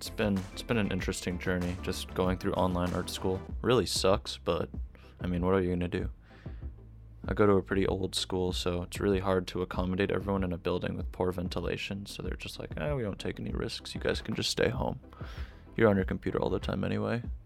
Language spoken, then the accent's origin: English; Boston, Massachusetts, United States; I grew up in Boston, and the area I grew up in Boston is, like, super, super wealthy now